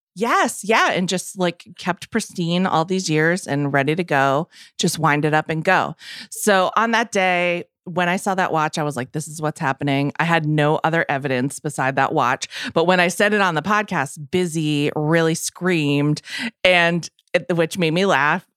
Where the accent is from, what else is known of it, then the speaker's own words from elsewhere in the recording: Massachusetts, United States; I'm from Massachusetts